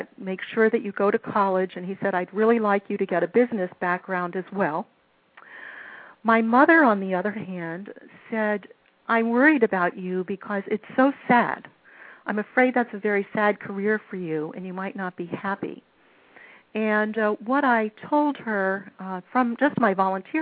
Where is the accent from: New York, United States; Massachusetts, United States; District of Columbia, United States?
District of Columbia, United States; Washington; I grew up here in the Washington, D.C. area.